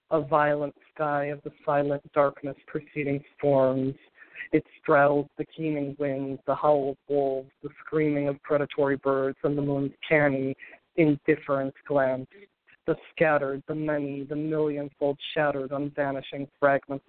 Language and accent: English; Green Bay, Wisconsin, United States; now in Boston, United States; I'm from Green Bay, Wisconsin, originally. I now live in Boston.